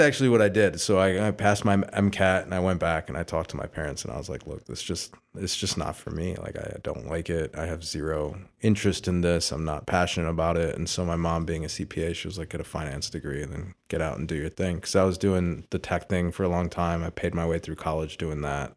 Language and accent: English; Sylvania, Ohio, United States; also born or lived in Houston; I was born in Houston. Uh, my dad moved to the Toledo area, uh, with my family in eighty-seven